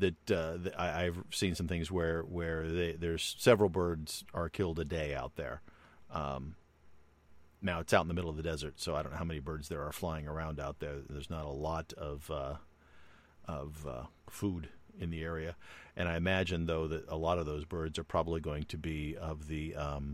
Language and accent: English; United States; we as American citizens